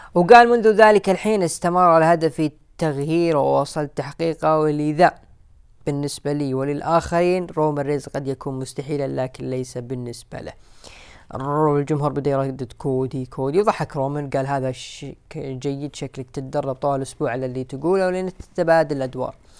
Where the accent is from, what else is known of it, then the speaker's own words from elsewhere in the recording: Saudi Arabia; عندنا في السعوديه